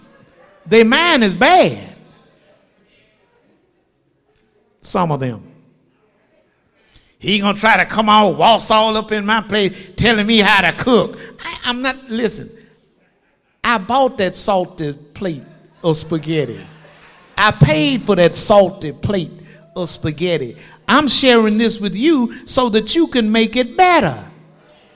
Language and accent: English; Shreveport, Louisiana, United States; I'm born and raised in Shreveport.